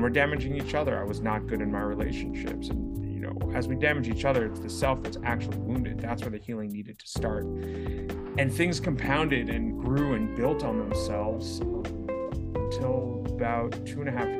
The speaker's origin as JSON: {"language": "English", "town": "New York City", "region": "New York", "country": "United States", "tie": "born or raised there", "said": "I grew up in New York City."}